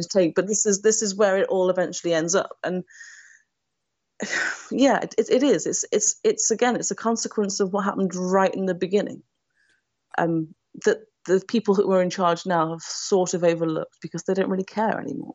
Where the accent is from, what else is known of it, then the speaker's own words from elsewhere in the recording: United Kingdom; now in Nottingham, United Kingdom; a white British woman